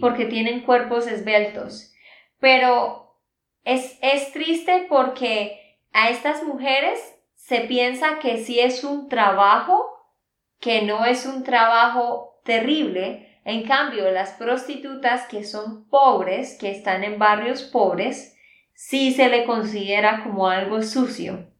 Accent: Santander, Colombia; de Santander, Colombia

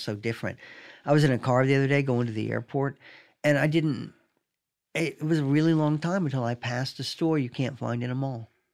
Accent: Raleigh, North Carolina, United States; moved away; also born or lived in Binghamton, New York; I grew up in Raleigh

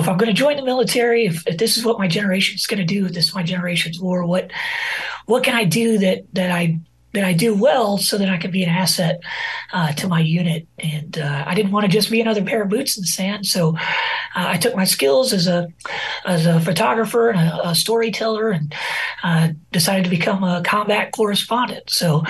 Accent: Rogers, Arkansas, United States; So I enlisted out of my hometown here in Rogers, Arkansas, back in 2003 at the onset of the war.

